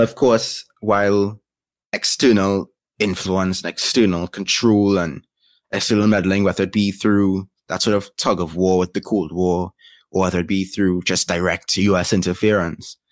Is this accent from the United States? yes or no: no; Trinidad & Tobago; I am from Trinidad and Tobago, born, raised, and still living.